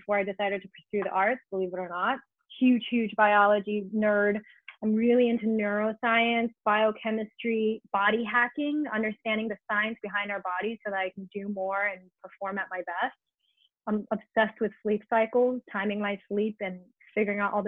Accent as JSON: {"language": "English", "region": "New York", "country": "United States", "tie": "born or raised there", "moved": "yes", "lives_now": "Los Angeles, United States", "said": "I'm like born and raised in New York, where every day is a fight against the city"}